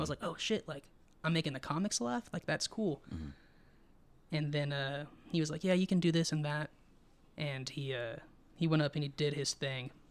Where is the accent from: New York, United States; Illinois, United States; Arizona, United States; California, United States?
California, United States; Twentynine Palms; also born or lived in San Diego, California / Joshua Tree, California / Barstow, California; I was around six or seven, and I was living in Joshua Tree mm-hmm. for three years. My mm-hmm. dad got stationed in uh, Barstow and then we came back to 29 Palms.